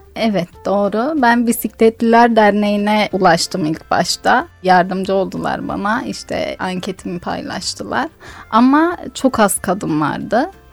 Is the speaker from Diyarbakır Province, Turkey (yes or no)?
yes; Diyarbakır Province, Turkey; kendi memleketim olan bir yerin tanıtımını sağlayacaktım